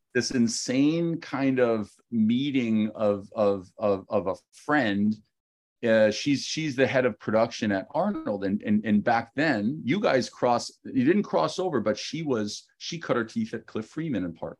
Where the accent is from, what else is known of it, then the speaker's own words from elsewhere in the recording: Ottawa, Ontario, Canada; moved away as an adult; also born or lived in New York, United States; I was born and raised in Canada